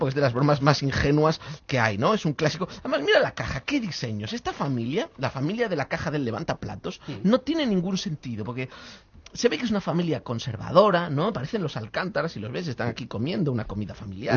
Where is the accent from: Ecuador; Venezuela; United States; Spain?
Spain; los españoles, Roberto, somos muy bromistas